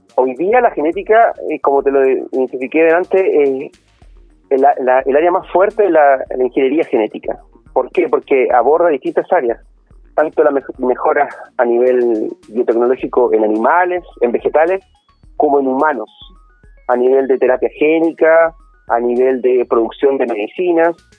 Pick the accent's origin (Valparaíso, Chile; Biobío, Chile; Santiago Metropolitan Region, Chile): Biobío, Chile; Concepción; yo no me siento chileno, si tú me preguntas a mí, como concepto eh, amplio de la palabra, sino que yo soy un penquista